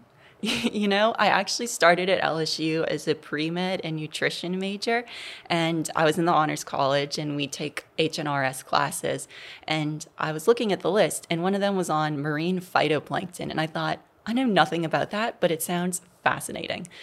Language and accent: English; New Orleans, Louisiana, United States; growing up in New Orleans, I went to public schools there